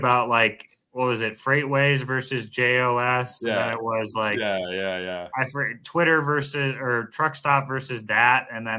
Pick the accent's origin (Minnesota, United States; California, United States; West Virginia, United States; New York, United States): Minnesota, United States; I'm from Minnesota, but I'm in Indiana right now visiting.